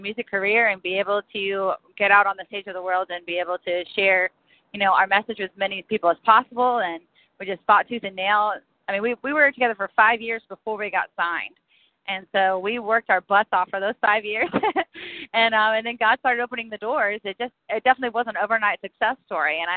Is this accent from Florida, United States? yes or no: yes; Eustis, Florida, United States; we started in a small town called Eustis in Central Florida, a very centralized, localized rural town